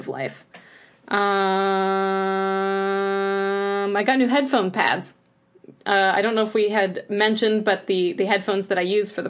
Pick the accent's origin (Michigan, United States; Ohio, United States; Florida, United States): Ohio, United States; We're from Ohio